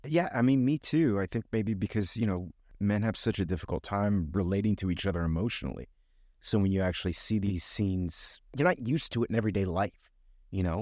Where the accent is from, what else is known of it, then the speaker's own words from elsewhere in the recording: Miami, Florida, United States; I grew up in Miami